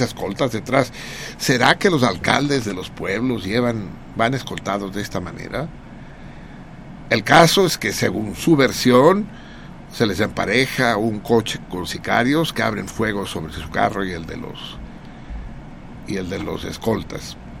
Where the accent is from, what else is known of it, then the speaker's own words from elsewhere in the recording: Mexico City, Mexico; yo no soy chilango, soy tenochca, los tenochcas suerte tenemos de la cercanía de Cuernavaca, la Ciudad de México